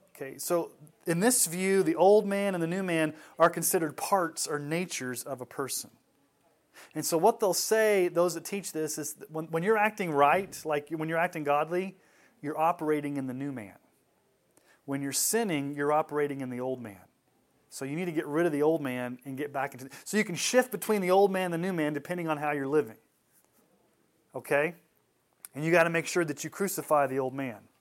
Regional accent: Texas, United States; When I was a kid growing up in Texas

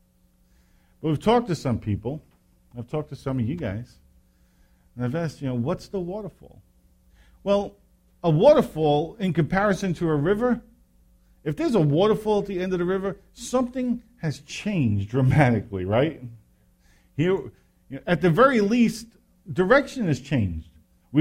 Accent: New York, United States; I grew up in New York

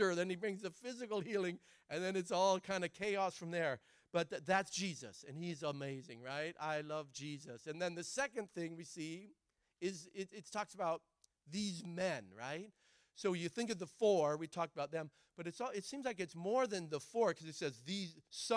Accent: Oregon, United States; I'm from Oregon. My dad's from Argentina

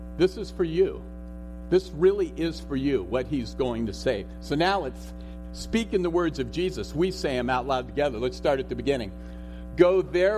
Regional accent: Los Altos, California, United States; moved away; I was born and raised in Los Altos. I'm a graduate of Homestead High School.

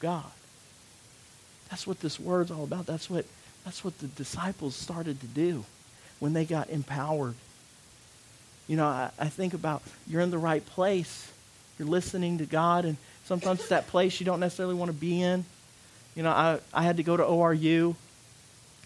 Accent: United States; moved away; also born or lived in Louisiana; I'm from Arkansas and Louisiana

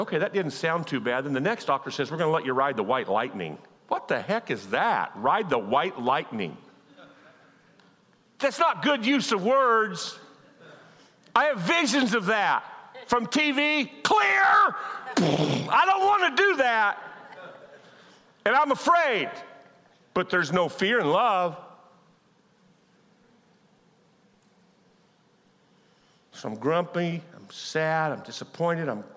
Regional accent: Kansas, United States; I'm from Kansas. We're not enlightened.

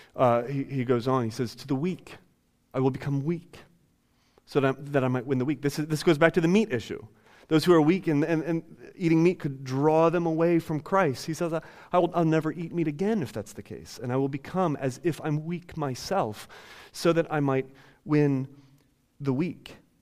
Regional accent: Ohio, United States; I no longer identify myself as a white person or as an American or as somebody from Ohio

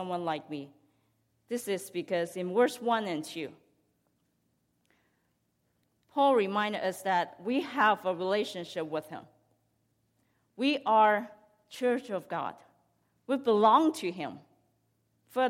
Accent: Hong Kong; I grew up in Hong Kong

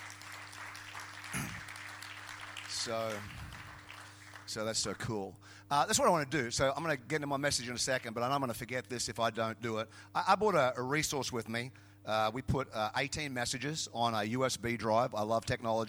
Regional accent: Queensland, Australia; I was from Queensland

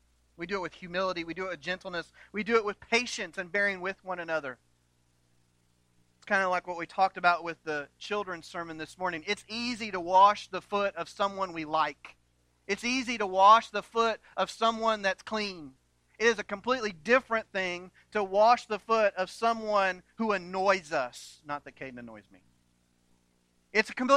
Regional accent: New London, United States; I grew up in New London

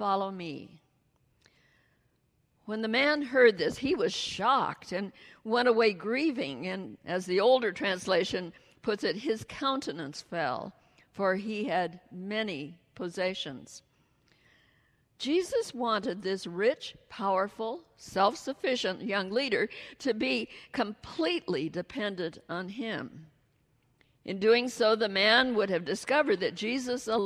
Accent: Iowa, United States; moved away; grew up in Iowa, right in the heart of the Midwest

